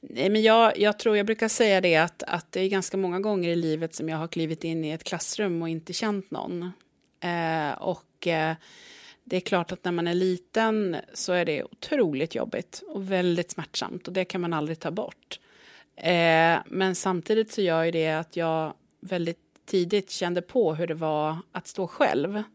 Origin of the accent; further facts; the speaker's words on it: Östergötland, Sweden; Men jag är ju östgöte då, om man ska mm. liksom, sätta mig någonstans på kartan.